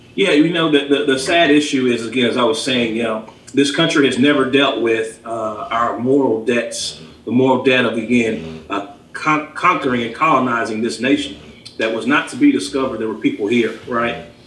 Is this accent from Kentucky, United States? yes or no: yes; Lexington, Kentucky, United States; also born or lived in Alabama; born and raised here in Lexington, lived in Alabama for about four years during high school, came back